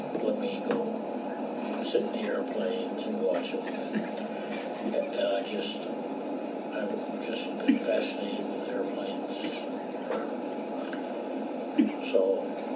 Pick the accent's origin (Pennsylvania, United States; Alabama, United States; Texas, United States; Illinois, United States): Alabama, United States; moved away as an adult; I came up from Alabama